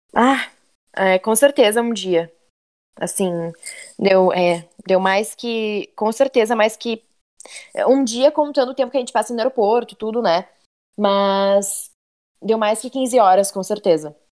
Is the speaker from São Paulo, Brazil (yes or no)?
no; Porto Alegre, Rio Grande do Sul, Brazil; moved away as an adult; now in Montreal, Canada; eu sou de Porto Alegre